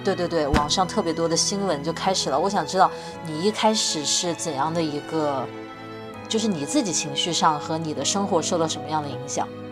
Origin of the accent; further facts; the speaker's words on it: Wuhan, Hubei, China; 因为我在武汉长大